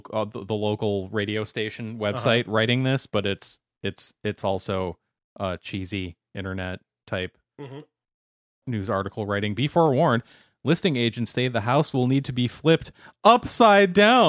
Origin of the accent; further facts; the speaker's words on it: Racine, Wisconsin, United States; this is a listing that popped up in my hometown of Racine, Wisconsin.